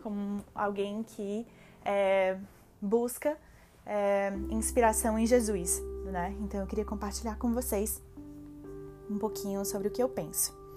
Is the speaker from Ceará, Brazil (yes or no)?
yes; Fortaleza, Ceará, Brazil; moved away as an adult; now in Toronto, Canada; eu sou de Fortaleza, Ceará, cidade do sol, cidade da luz.